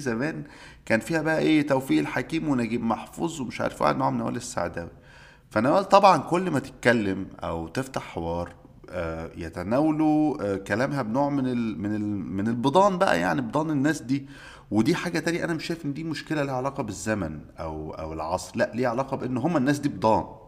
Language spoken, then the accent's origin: Arabic; Egypt; عندنا في مصر